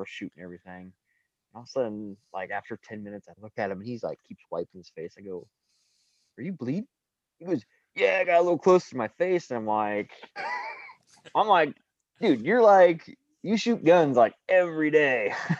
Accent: Guttenberg, Iowa, United States; I'm from Guttenberg, Iowa.

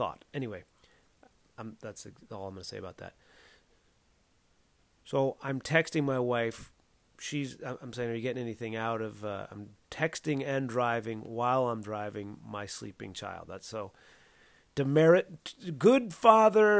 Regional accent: Southern California, United States; now in Atlanta, United States; I grew up in Southern California where everything's fucking brand new seeming

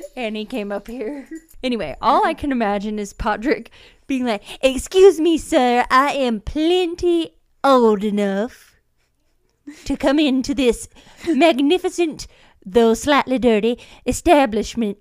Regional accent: Georgia, United States; I'm from Georgia

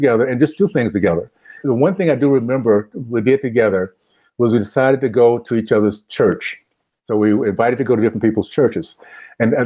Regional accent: Tallahassee, Florida, United States; I grew up in the Deep South, Tallahassee, Florida, the days of Jim Crow, KKK segregation

